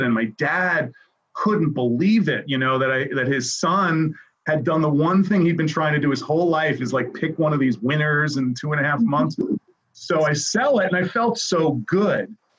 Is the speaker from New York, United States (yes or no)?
yes; New York City, New York, United States; I grew up in New York City, and I'm a product of public education